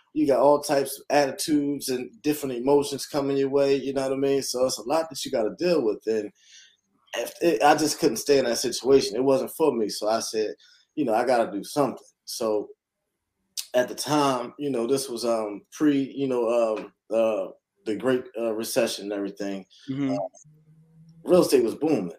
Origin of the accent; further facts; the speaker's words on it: Philadelphia, Pennsylvania, United States; moved away; born and raised in Philadelphia, North Philadelphia to be exact